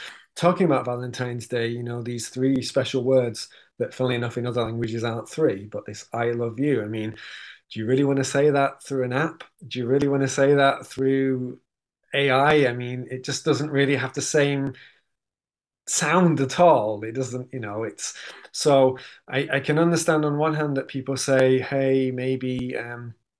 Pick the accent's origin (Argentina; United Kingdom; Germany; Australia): United Kingdom; Manchester, North West England; I'm from Manchester